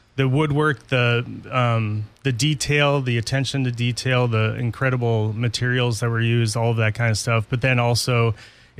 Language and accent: English; Owatonna, Minnesota, United States; moved away; We grew up in Owatonna.